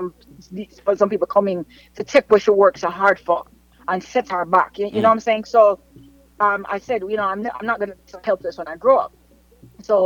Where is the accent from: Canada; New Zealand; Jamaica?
Jamaica; growing up in Jamaica, I was born and raised in Almonton, right? So I'm from the hood